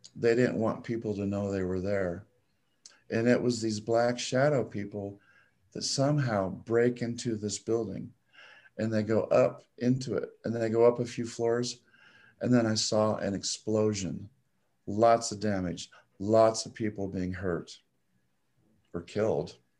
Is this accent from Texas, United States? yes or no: no; Nebraska, United States; I was born and raised in Nebraska